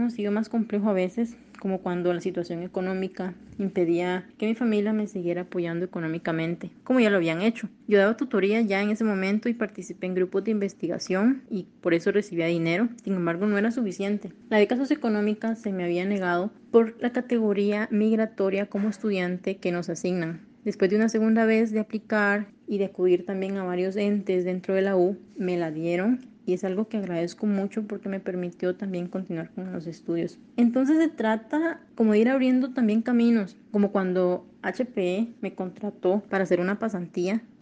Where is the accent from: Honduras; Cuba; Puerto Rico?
Honduras; now in Costa Rica; soy hondureña, me acabo de graduar como ingeniera en electrónica del TEC y vine a Costa Rica con la idea de estudiar